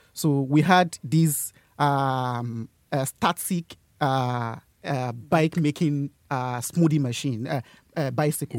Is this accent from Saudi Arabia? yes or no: no; Yorubaland, Nigeria; moved away as an adult; now in Bradford, United Kingdom; I'm from uh, Nigeria. I'm the secretary of a uh, Sustainability Society and from Nigeria I'm from the Yoruba